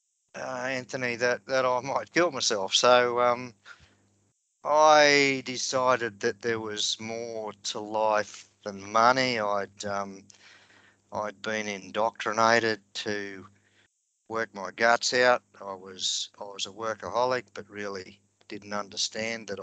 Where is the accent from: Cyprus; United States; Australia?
Australia; Grafton, New South Wales; moved away as an adult; also born or lived in Sydney / United Kingdom / Libya / Ipswich; I was born in Grafton, which is on the banks of the Clarence River. So all of my early life was spent in or around the river.